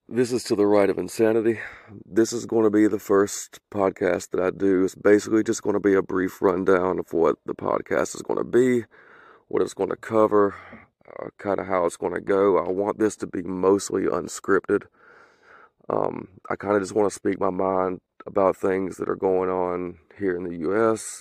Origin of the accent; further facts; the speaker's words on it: the South, United States; accent: southern; my southern accent. I am from the south